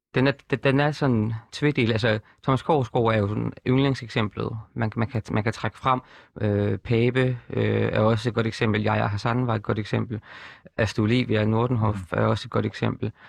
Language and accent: Danish; Horsens, Central Denmark Region, Denmark; moved away as an adult; født og opvokset i Horsens, boede der til jeg var 21